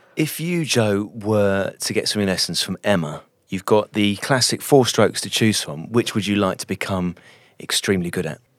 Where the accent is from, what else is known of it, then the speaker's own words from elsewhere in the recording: United Kingdom; I'm very British